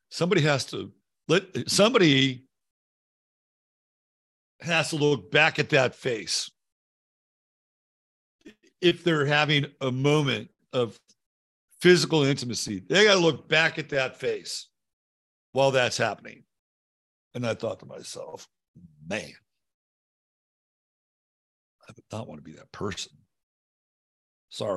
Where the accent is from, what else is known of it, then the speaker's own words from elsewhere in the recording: United States; I am an American